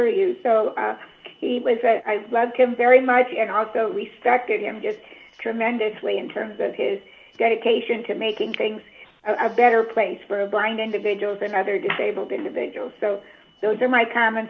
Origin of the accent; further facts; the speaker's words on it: Midwest, United States; moved away; also born or lived in California; we're both from the Midwest originally